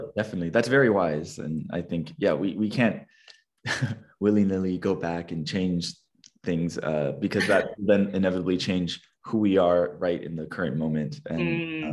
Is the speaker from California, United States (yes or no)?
yes; California, United States; a fellow Californian